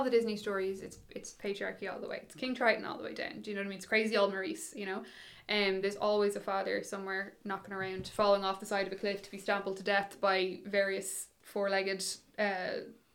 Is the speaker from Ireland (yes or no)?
yes; Dublin, Leinster, Ireland; I grew up in Dublin